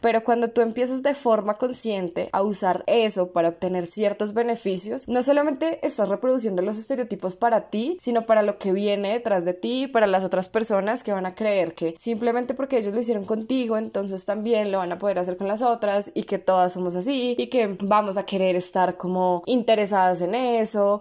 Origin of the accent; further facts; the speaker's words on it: Bogotá, Colombia; also born or lived in Medellín; acá en, en Bogotá, que es de donde soy